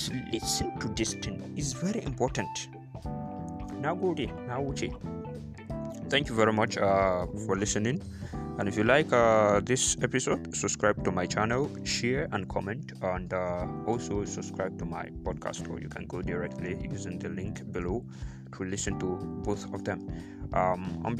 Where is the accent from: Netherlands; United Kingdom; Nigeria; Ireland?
Nigeria; as a Nigerian youth